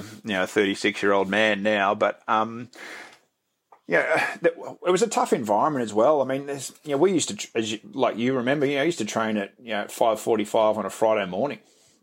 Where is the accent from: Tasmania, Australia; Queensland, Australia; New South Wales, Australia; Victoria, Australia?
Victoria, Australia; growing up in Victoria